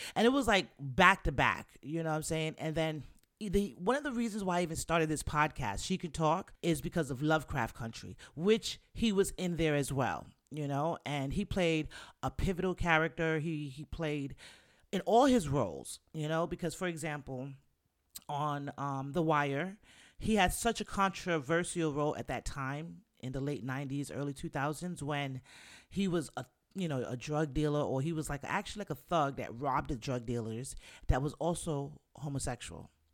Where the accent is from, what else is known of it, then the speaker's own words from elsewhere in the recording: New York City, New York, United States; we're New Yorkers. I'm from the Bronx